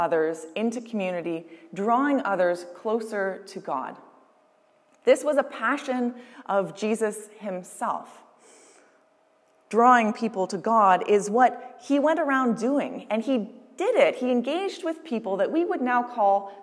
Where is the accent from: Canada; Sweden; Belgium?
Canada; Windsor, Ontario; moved away as an adult; also born or lived in Toronto; now in Maidstone, Canada; It wasn't until I moved away from Windsor that I realized that Windsor pizza was a thing